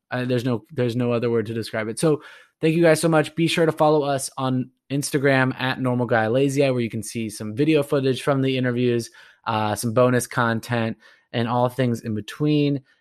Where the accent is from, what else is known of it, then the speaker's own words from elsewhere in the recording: Orange County, California, United States; I'm originally from Orange County